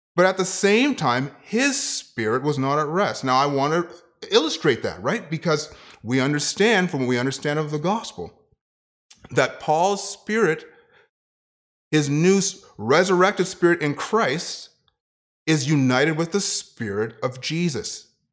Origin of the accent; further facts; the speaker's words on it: Ottawa, Ontario, Canada; moved away; also born or lived in Kitchener; to be a youth pastor at a church, um, in Ottawa, in my hometown